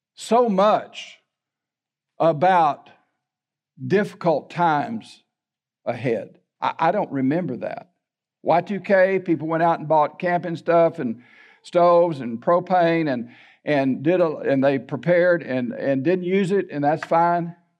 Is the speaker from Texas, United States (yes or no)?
yes; La Porte, Texas, United States; also born or lived in Baytown, Texas; I was raised in LaPorte.